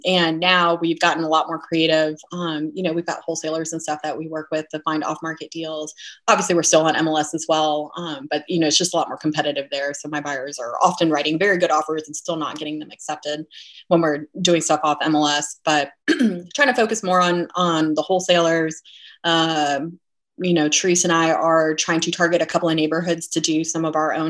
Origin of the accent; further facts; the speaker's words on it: Fayetteville, North Carolina, United States; now in Raleigh, United States; I grew up in Fayetteville